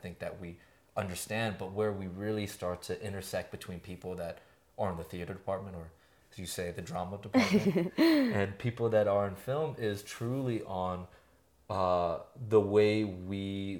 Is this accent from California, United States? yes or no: yes; California, United States; now in Albuquerque, United States; and I came from somewhere else. I came from San Francisco Bay Area